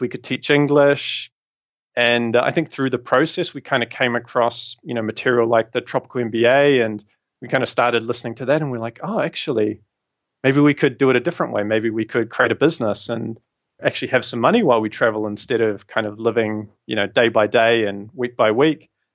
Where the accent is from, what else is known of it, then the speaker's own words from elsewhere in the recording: New Zealand; moved away as an adult; also born or lived in London, United Kingdom; I'm obviously from New Zealand originally